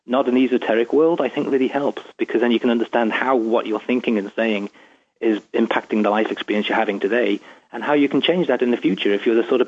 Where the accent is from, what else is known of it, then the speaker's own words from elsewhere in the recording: England, United Kingdom; moved away as an adult; now in Seattle, United States; I'm from England, obviously, and I'm talking to you from Seattle